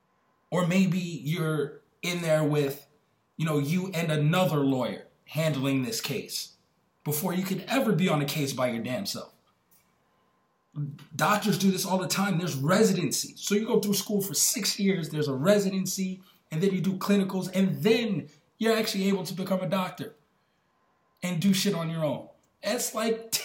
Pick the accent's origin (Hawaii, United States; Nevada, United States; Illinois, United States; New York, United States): New York, United States; where I grew up in New York, like on my block